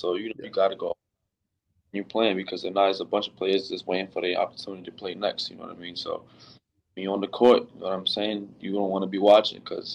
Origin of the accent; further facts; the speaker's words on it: New York City, New York, United States; I'm from New York City. I'm the first Mexican basketball player born in New York City to play for the Mexican national team